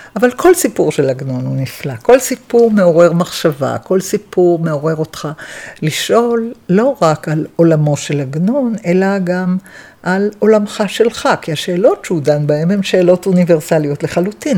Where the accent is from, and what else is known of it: Jerusalem, Jerusalem District, Israel; born or raised there